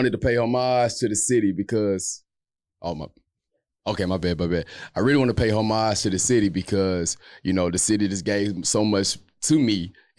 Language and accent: English; Missouri City, Texas, United States; I'm from Mo City.